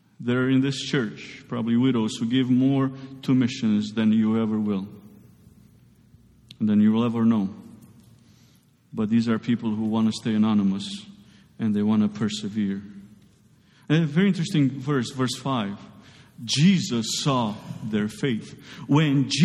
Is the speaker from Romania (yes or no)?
yes; Romania; moved away; I grew up in Romania